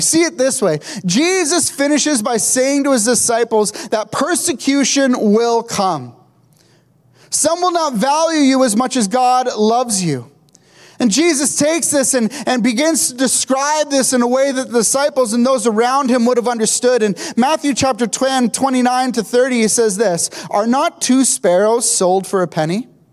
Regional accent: Kingston, Ontario, Canada; I grew up in Kingston

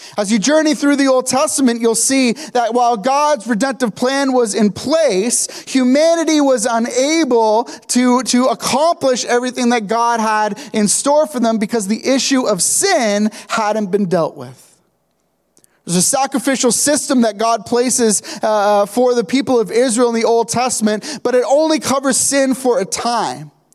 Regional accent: Kingston, Ontario, Canada; I grew up in Kingston

